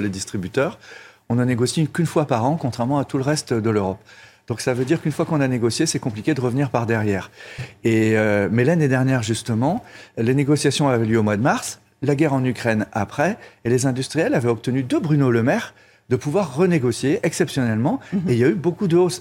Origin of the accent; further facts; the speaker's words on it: Brittany, France; je suis breton